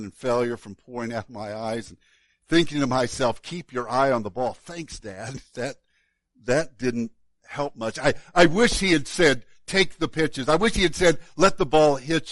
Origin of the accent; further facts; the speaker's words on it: Woodlawn, Illinois, United States; my hometown of Woodlawn, Illinois